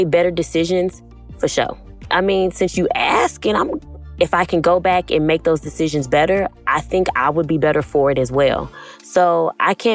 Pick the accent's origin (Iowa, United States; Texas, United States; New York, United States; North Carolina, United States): Texas, United States; Houston; I'm 28. I am from Houston, Texas